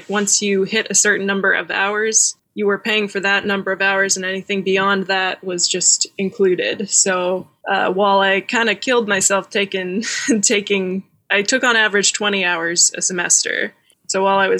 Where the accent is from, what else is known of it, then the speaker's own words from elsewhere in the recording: Dallas, Texas, United States; also born or lived in Austin, Texas; I grew up in Dallas, Texas, in one of the big cities of Texas